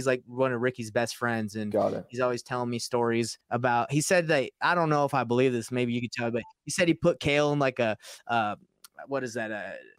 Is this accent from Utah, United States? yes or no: yes; Utah, United States; So yeah, because I'm from Utah, right? So they talk about him a lot.